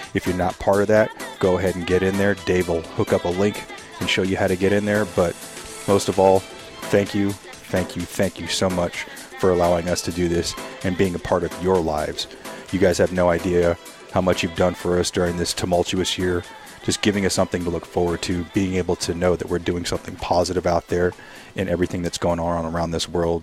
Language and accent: English; San Bernardino, California, United States; my hometown in San Bernardino, California